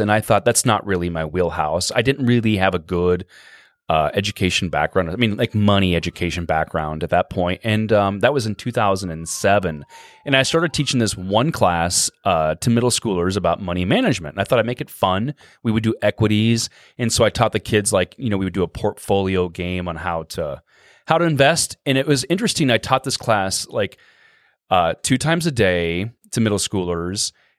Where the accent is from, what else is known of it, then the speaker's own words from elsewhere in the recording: Norfolk, Nebraska, United States; Yeah, originally? I'm from Norfolk.